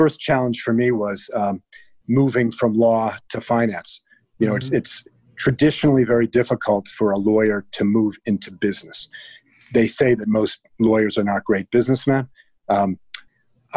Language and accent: English; Cincinnati, Ohio, United States; moved away as an adult; also born or lived in New York / California; now in Los Angeles, United States; I'm from Cincinnati, Ohio